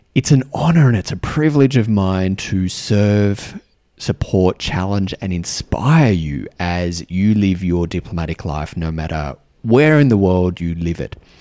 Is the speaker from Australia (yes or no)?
yes; Australia; accent: Australian; moved away; also born or lived in New Zealand; And I have an Australian accent. Um, I'm Australian.